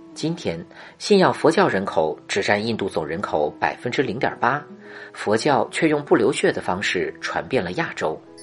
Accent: China; 我们中国人

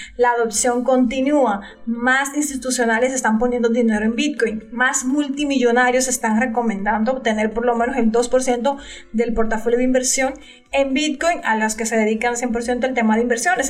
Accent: Dominican Republic; de República Dominicana

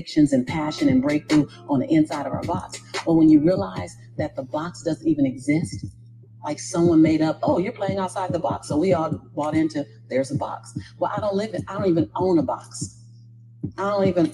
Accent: Los Angeles, California, United States; as born and raised in South Central

